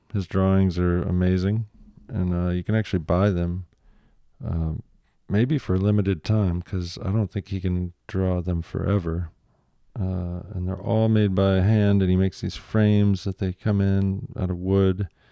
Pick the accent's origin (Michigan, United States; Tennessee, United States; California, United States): Michigan, United States; I'm from Michigan